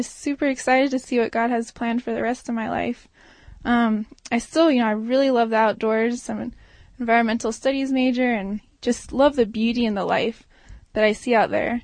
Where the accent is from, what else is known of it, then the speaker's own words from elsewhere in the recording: Maui, Hawaii, United States; moved away as an adult; now in Durango, United States; I grew up on Maui